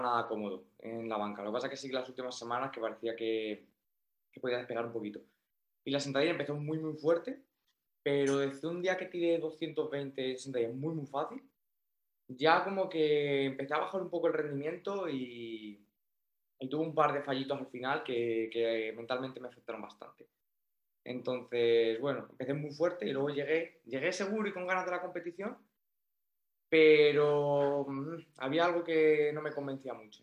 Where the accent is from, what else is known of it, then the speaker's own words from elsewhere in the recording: Toledo, Castilla-La Mancha, Spain; now in Málaga, Spain; yo soy de Toledo, pero bueno, me he venido, aquí a vivir a Málaga